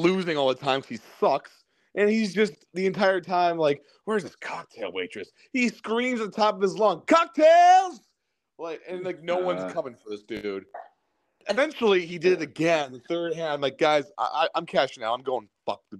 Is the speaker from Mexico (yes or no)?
no; Cleveland, Ohio, United States; we're from Cleveland